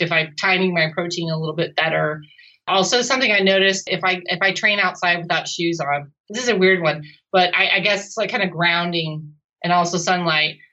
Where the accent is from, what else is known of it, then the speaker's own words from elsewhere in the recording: Pacific Northwest, United States; I come from the Pacific Northwest